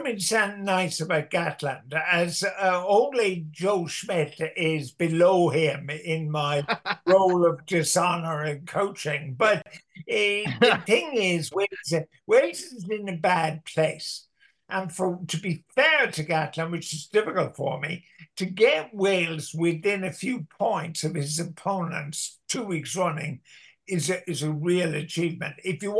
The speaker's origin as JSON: {"language": "English", "town": "Cork", "region": "Munster", "country": "Ireland", "accent": "Cork accent", "moved": "yes", "lives_now": "Dublin, Ireland", "said": "But when I came from Cork to Dublin, none of the girls would dance with me because of my Cork accent. So I promptly changed my Cork accent to a melodious Dublin accent."}